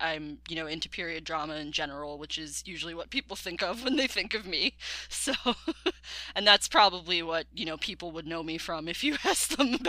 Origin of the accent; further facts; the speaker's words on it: New York, United States; I'm from New York.